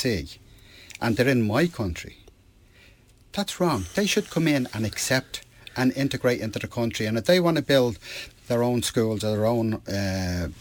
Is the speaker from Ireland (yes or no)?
yes; Ireland; I'm Irish. I'm Irish first, European second.